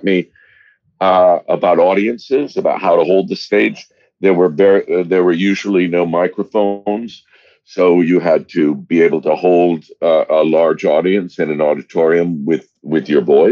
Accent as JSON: {"language": "English", "town": "Monmouth", "region": "Oregon", "country": "United States", "tie": "born or raised there", "said": "I grew up in Oregon. Most of my childhood in a little town of between 2,000 and 3,000 people called Monmouth, Oregon, with one stoplight."}